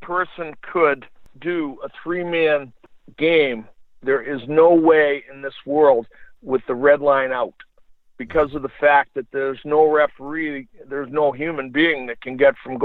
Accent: United States; As an American

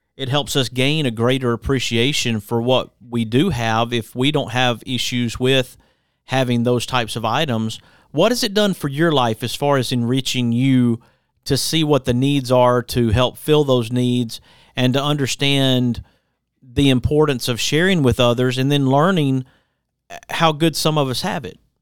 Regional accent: Hueytown, Alabama, United States; also born or lived in Center Point, Alabama; I grew up in Hueytown myself

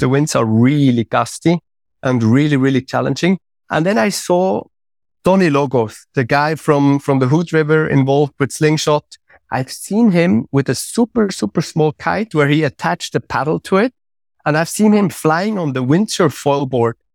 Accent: Switzerland; I'm coming from Switzerland

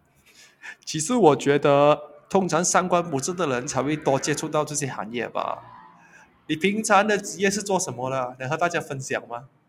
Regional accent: Malaysia; 其实我是马来西亚人

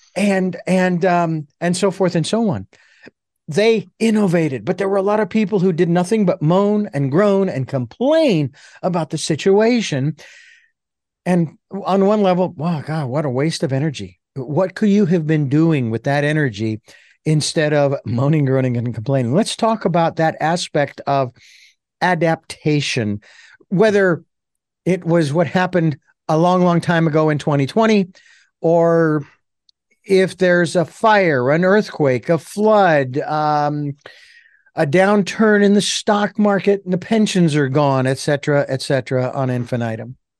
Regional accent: Phoenix, Arizona, United States; I grew up around them because I grew up in Phoenix

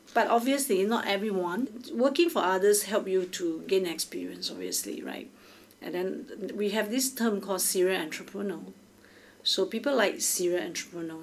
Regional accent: Singapore; I'm from Singapore

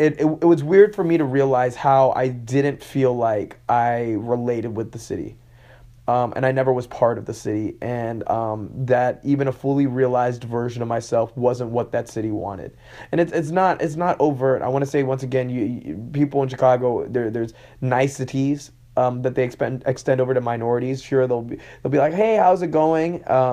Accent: Hong Kong; also born or lived in London / Texas / Malaysia; Now, I'm originally from London. I was born in London and I was raised in Hong Kong. Then I spent time in Texas, and then I moved to Malaysia.

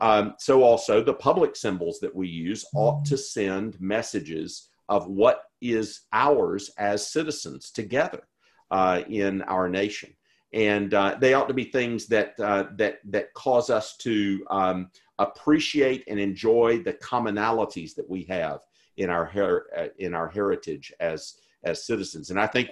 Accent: South Carolina, United States; moved away as an adult; also born or lived in St. Louis, Missouri / Edinburgh, Scotland / Jackson, Mississippi; I was born in South Carolina in 1960, you know, before we had even gone through the civil rights movement in full. I was sort of reared on the Lost Cause.

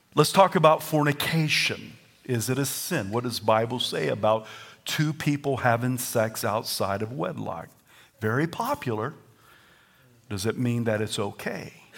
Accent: the South, Southern United States, United States; accent: Southern; My first language is Southern

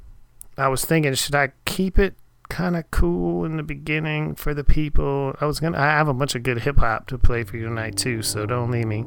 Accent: Erie, Pennsylvania, United States; now in Texas, United States; I am now currently staying up in my hometown. I'm in my teenage bedroom right now, actually, in Erie, Pennsylvania.

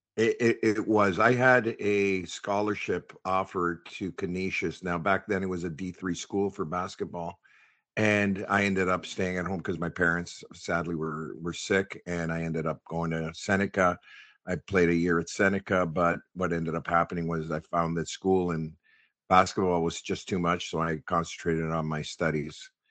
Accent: Toronto, Ontario, Canada; Born and raised in the West End of Toronto, around the Hyde Park area

